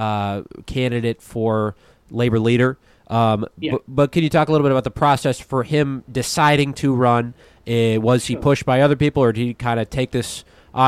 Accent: United States

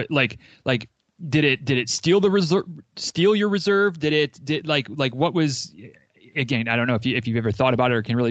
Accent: Northern Michigan, United States; now in Florida, United States; I grew up in Northern Michigan

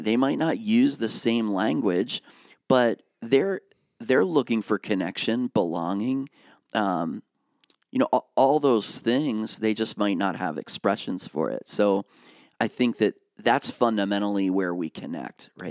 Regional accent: Lancaster County, Pennsylvania, United States; now in Harrisburg, United States; I grew up in Lancaster County

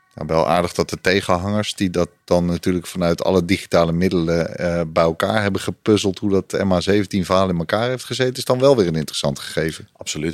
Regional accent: Netherlands; als Nederlander

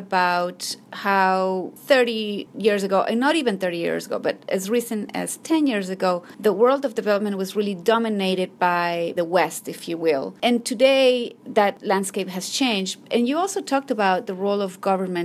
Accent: Ecuador; I grew up in Ecuador

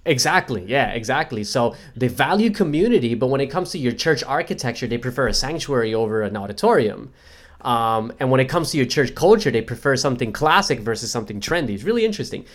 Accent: United States; now in Australia; being an American

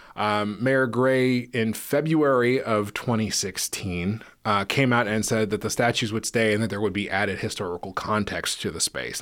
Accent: Menlo Park, California, United States; moved away; I grew up in a city called Menlo Park, which is in the peninsula

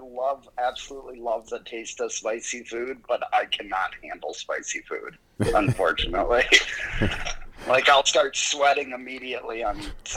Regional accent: Alexandria, South Dakota, United States; also born or lived in Florida; now in Minnesota, United States; I grew up in a small town called Alexandria, South Dakota. It's 12 miles to the east of Mitchell.

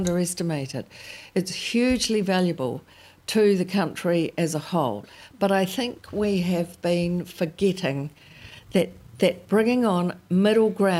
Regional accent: New Zealand; being a Kiwi

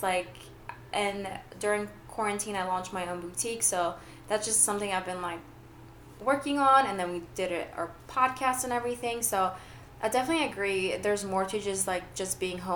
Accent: Greece; now in United States; I grew up in Greece

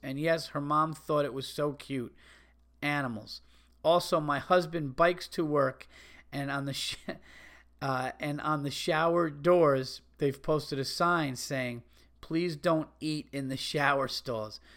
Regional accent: New York, United States; growing up in New York

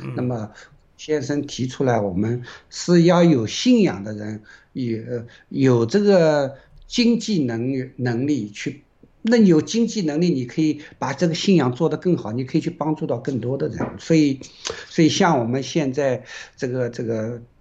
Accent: China; 因为首先我们是个中国人，我们是爱中国的

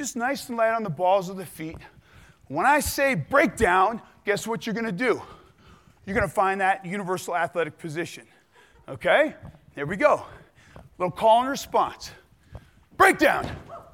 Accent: New England, United States; I grew up in New England

